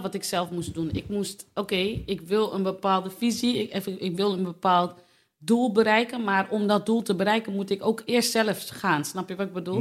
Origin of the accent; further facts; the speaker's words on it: Delfzijl, Groningen, Netherlands; now in Hoogezand, Netherlands; Ik kom uit Delfzijl.